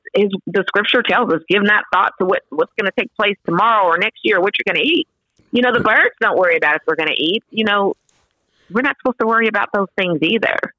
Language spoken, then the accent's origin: English; Sterlington, Louisiana, United States; now in Nashville, United States; growing up in Louisiana, I grew up in a small town. Like I said, I say Monroe, but it's really outside of Monroe, a small town called Sterlington